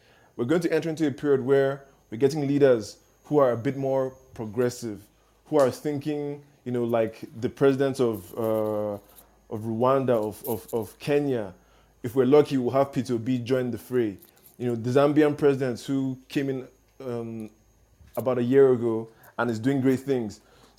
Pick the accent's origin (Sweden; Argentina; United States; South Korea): South Korea; born there; I was born in South Korea, so even I didn't know as much as you just put out.